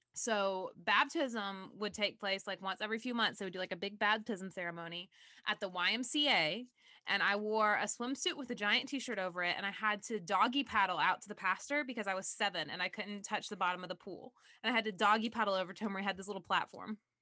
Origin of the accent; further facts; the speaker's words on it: the South, Southern United States, United States; I have a lot of weird memories related to growing up in Southern religion